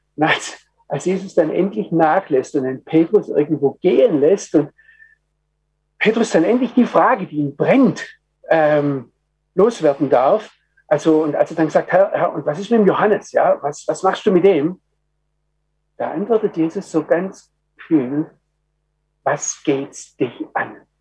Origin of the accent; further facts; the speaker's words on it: Germany; ich als Deutscher